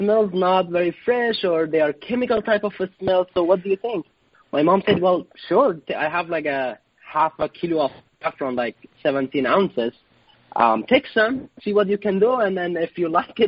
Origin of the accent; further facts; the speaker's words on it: Herat, Afghanistan; moved away as an adult; now in Chicago, United States; the ancient city of Herat, which is my hometown